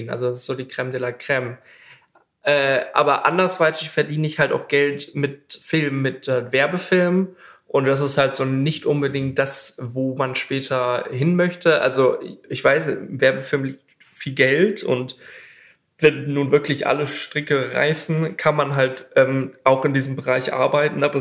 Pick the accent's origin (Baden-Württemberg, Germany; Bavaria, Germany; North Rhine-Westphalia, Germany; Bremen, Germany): Bremen, Germany; ich komme äh, ursprünglich aus Bremen und ähm, Bremen hat auch so eine Mini-Filminfrastruktur